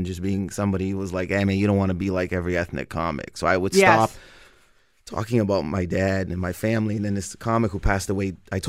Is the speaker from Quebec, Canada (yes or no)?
no; Windsor, Ontario, Canada; we grew up in Windsor